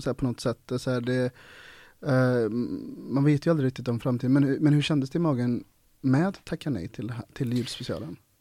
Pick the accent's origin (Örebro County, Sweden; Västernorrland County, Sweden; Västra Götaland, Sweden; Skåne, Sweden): Västra Götaland, Sweden; Ulricehamn; Jag är uppvuxen i Ulricehamn